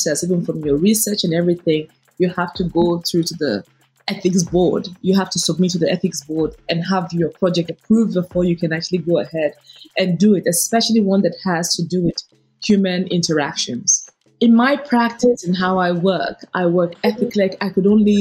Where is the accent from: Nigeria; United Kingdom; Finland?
Nigeria; I become even prouder of being a Nigerian